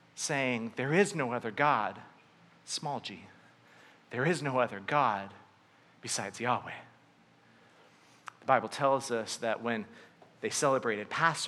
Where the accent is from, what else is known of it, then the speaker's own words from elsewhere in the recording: Southern California, United States; I grew up in Southern California